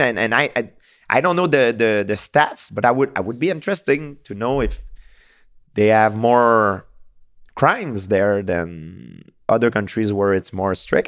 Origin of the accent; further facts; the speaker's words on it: Canada; I'm from Canada